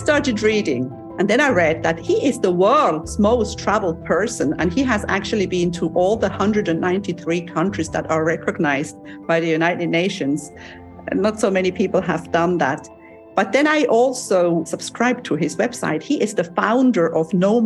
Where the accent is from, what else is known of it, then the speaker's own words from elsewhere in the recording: Switzerland; now in Cyprus; I'm from Switzerland